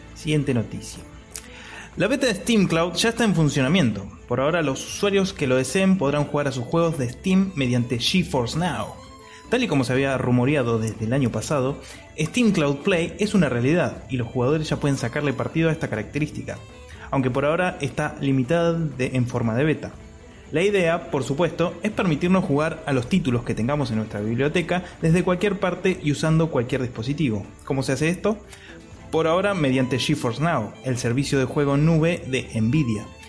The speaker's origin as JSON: {"language": "Spanish", "town": "Mar del Plata", "region": "Buenos Aires Province", "country": "Argentina", "said": "Yo soy de Mar del Plata, Buenos Aires, Argentina"}